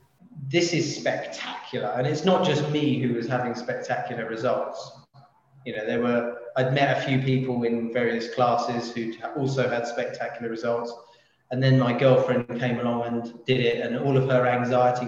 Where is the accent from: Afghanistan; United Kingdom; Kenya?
United Kingdom; London; I'm a Londoner